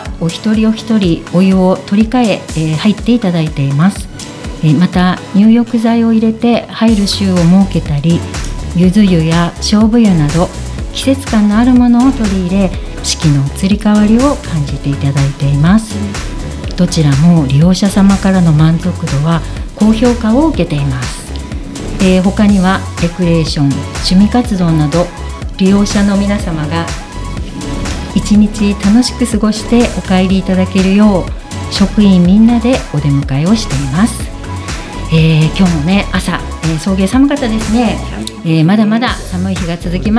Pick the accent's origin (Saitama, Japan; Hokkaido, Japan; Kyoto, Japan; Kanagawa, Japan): Hokkaido, Japan; Obihiro; 帯広ですね。はい、帯広育ちです、